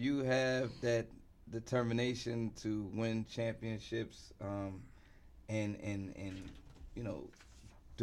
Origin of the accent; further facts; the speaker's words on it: New York City, New York, United States; also born or lived in Illinois / Chicago / Manhattan; I was in Brooklyn first, uh-huh. then Manhattan, then from probably 11 years old all the way up to Brooklyn